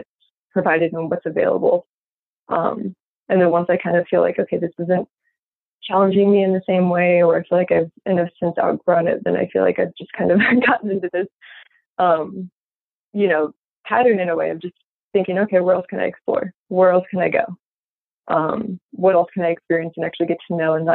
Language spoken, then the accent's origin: English; Midwest, United States; moved away; also born or lived in Florida; growing up in the Midwest